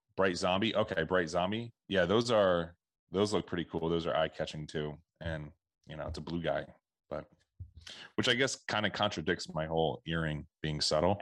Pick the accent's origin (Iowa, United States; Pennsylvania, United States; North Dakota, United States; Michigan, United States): Pennsylvania, United States; Philadelphia; I grew up around the Philadelphia area